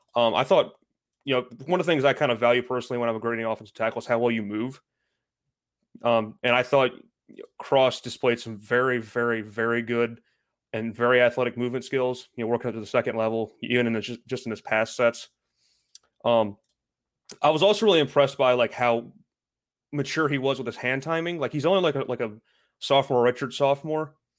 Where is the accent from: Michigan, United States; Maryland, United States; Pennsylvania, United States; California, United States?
Maryland, United States; the biggest college in my home state